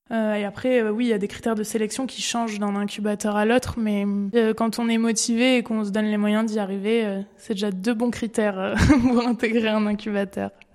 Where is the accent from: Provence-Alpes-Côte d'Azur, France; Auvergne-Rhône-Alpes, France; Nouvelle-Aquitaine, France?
Nouvelle-Aquitaine, France; Périgueux; now in Bordeaux, France; Je suis originaire de Périgueux et je vis actuellement à Bordeaux